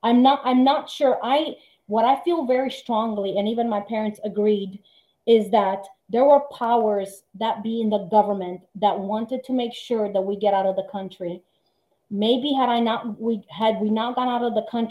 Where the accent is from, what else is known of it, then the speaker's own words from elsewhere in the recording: Timișoara, Timiș County, Romania; now in United States; Timișoara, my hometown